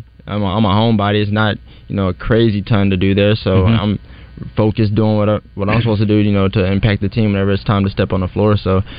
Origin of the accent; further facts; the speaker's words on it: Fort Smith, Arkansas, United States; I'm from Fort Smith, Arkansas, which is 45 minutes from my college town.